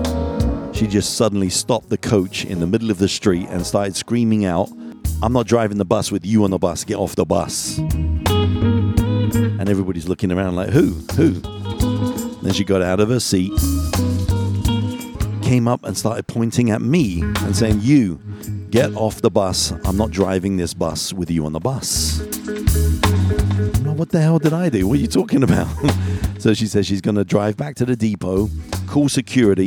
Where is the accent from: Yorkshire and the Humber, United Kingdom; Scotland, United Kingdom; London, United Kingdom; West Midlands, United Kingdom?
London, United Kingdom; moved away; I'm from London originally.